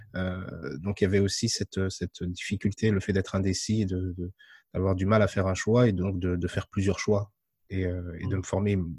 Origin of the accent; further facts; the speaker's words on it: France; je suis né en France, je suis d'origine marocaine, de mes deux parents